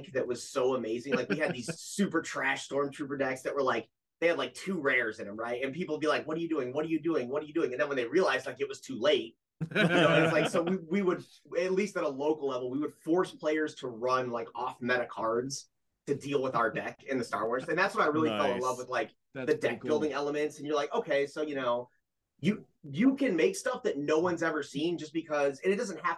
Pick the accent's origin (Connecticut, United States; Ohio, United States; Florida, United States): Ohio, United States; I'm originally from Ohio